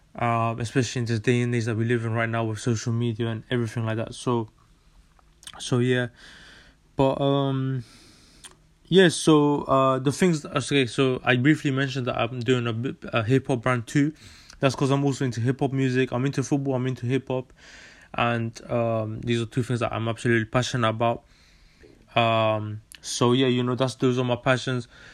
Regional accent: London, United Kingdom; also born or lived in Netherlands; I was born in Holland and uh, in 1999, 30th of May 1999, and moved to London in 2007. And yeah, I've been living here since.

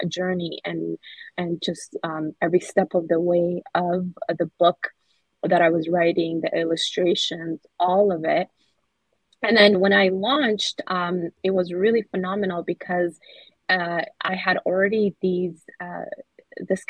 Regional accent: Somalia; I'm from Somalia

